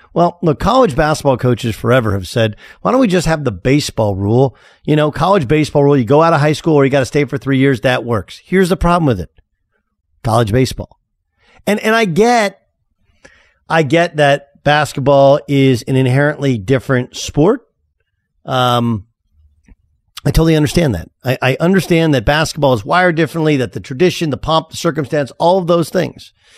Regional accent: Orange County, California, United States; moved away as an adult; I'm from Orange County

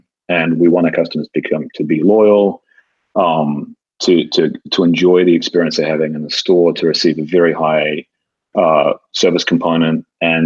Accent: New Zealand; moved away as an adult; now in Los Angeles, United States; while I don't sound like it, I kind of call LA home. You know, I'm from New Zealand. I moved to the States 26 years ago. I've now spent over half my life here

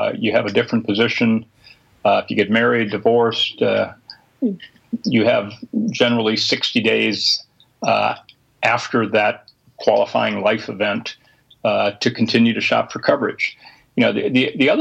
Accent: Minnesota, United States; my home state of Minnesota

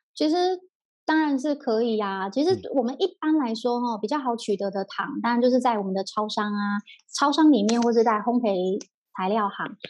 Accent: Taiwan; 我们台湾人就真的没吃那么甜啦

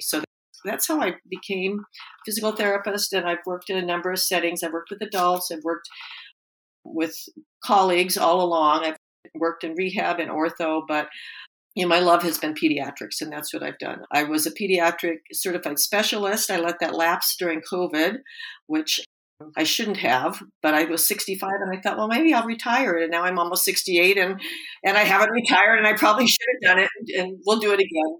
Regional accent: Portland, Oregon, United States; I grew up in Portland, Oregon

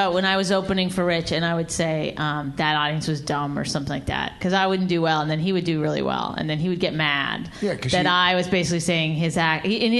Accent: Canada; I mean, I'm Canadian. I apologize all the time anyway

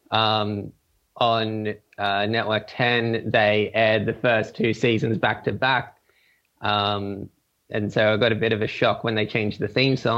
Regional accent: Gold Coast, Queensland, Australia; now in Sydney, Australia; So, um, yes, I am Australian. I grew up in a number of places, um, mainly the Gold Coast, which you may have heard of because it's uh, Australia's like main tourist city.

